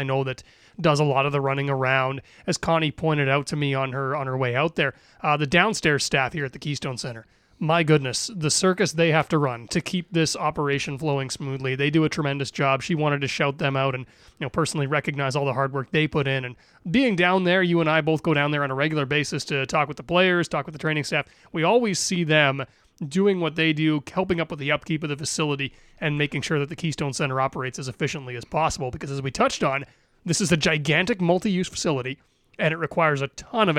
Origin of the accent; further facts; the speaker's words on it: Manitoba, Canada; growing up in Manitoba